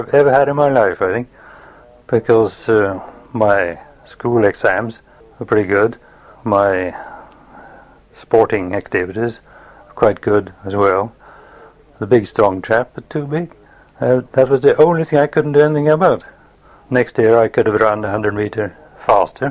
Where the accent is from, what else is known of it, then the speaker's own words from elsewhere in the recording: Oslo, Norway; also born or lived in Kristiansund, Norway; we moved from there when I was 2 years old, down near Oslo. And most of my youth was spent there, near and in Oslo.